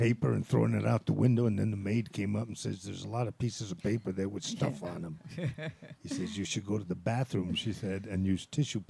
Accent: Rome, Lazio, Italy; born or raised there; now in United States

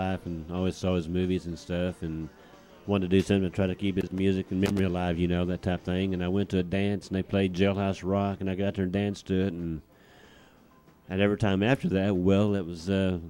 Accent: Stinnett, Texas, United States; I'm from Stinnett, Texas.

